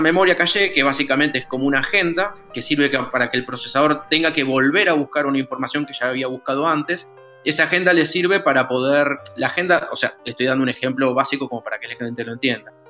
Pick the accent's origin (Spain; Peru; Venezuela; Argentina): Argentina; el argentino, el que está del otro lado del charco